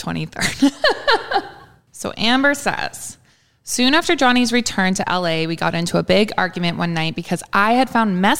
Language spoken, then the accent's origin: English; Canada; As a Canadian